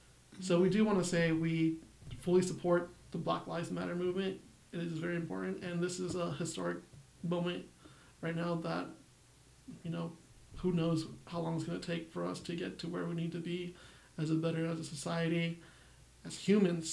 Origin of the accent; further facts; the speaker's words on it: United States; I'm Mexican American